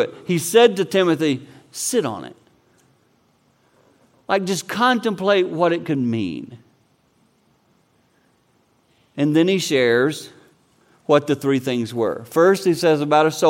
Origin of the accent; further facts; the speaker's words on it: the South, United States; since I'm from the South, I can talk like him.